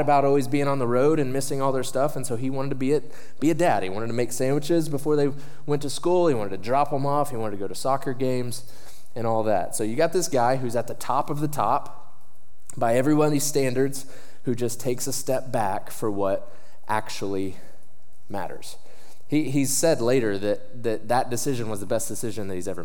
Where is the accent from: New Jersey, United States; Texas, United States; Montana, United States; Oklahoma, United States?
Oklahoma, United States; I'm from Oklahoma